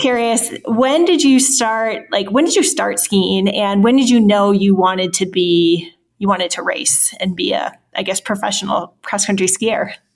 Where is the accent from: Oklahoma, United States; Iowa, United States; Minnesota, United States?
Minnesota, United States; Forest Lake; I'm from Forest Lake, Minnesota. So our high schools were rivals